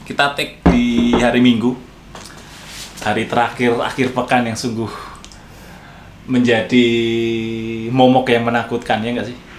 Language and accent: Indonesian; Indonesia; accent: medok (Javanese-tinged); now in Jakarta, Indonesia; saya kan dari daerah gitu yeah. Iya. uh, terlebih lagi logat saya medok